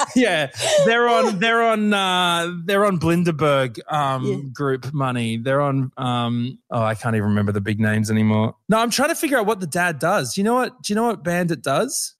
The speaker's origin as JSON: {"language": "English", "town": "Brisbane", "region": "Queensland", "country": "Australia", "said": "I'm from Brisbane"}